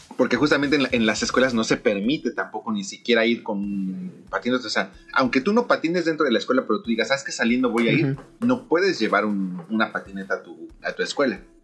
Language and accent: Spanish; Mexico; moved away as an adult; now in Japan; yo que vengo de México